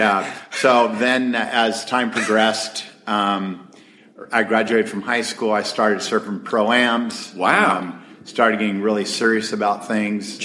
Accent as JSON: {"language": "English", "town": "Huntington Beach", "region": "California", "country": "United States", "tie": "born or raised there", "said": "I grew up in Huntington Beach and uh, two blocks from the beach"}